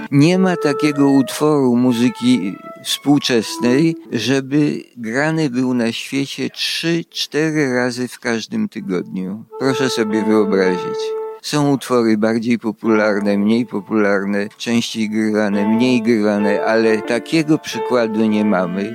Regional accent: Vilnius, Vilnius County, Lithuania; now in Kraków, Poland; pochodzę z Wilna, jeszcze zdążyłem się urodzić

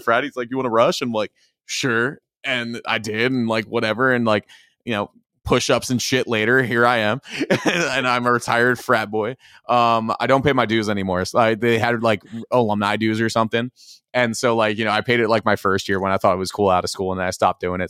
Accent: Philadelphia, Pennsylvania, United States; moved away as an adult; also born or lived in Iowa; now in Minnesota, United States; when I was moving from Philly, 'cause I grew up out there

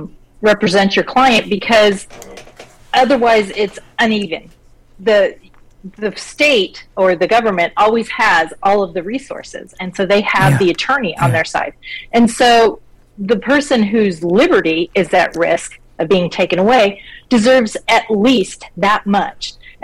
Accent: Colorado Springs, Colorado, United States; born there; So I was born in Colorado Springs. My book is set in Denver, so I tried to get back there. But I was I moved around a whole bunch.

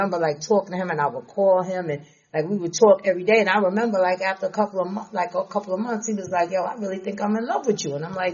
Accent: Nassau County, New York, United States; I'm from Nassau

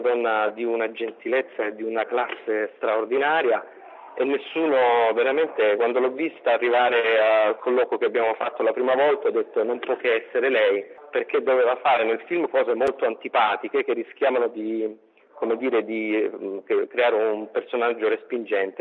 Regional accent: Calabria, Italy; io sono calabrese

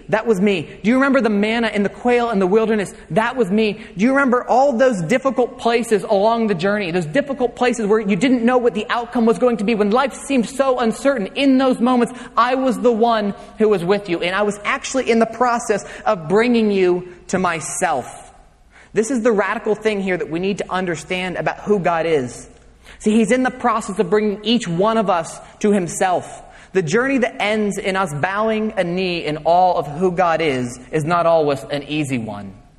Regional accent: United States; we, as 21st century Americans

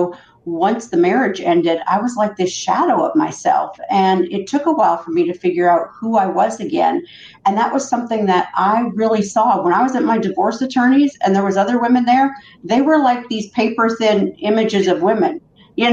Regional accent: Canada; I grew up in Canada, and I was raised by a mom who lived on welfare

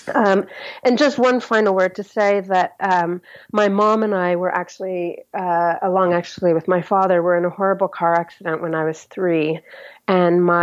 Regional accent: United States; moved away as an adult; now in United Kingdom; as an American living here long-term in the UK

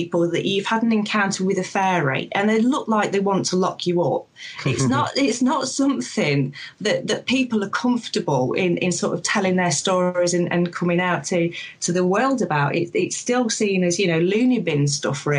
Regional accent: Sherwood Forest, Nottinghamshire, East Midlands, United Kingdom; I'm originally from Sherwood Forest, from Nottinghamshire, sort of the village there.

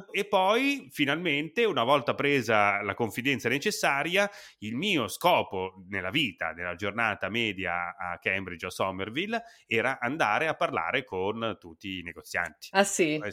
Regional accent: Italy; accent: Italian; È che si sentiva tantissimo il mio accento italiano.

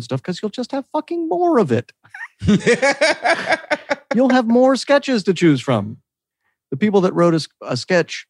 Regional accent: Oak Park, Illinois, United States; also born or lived in Wisconsin; now in California, United States; I'm from the absolute smallest house that was about to collapse made of asbestos. And my mom was a hoarder. So if it helps, I'm from that part of Oak Park.

